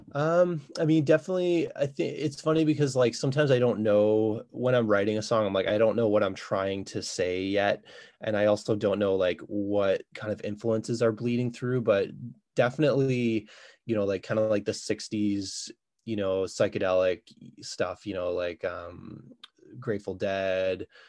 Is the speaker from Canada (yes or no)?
yes; Ottawa, Ontario, Canada; moved away as an adult; now in Kingston, Canada; I'm originally from Ottawa, uh, I moved to Kingston about 14 years ago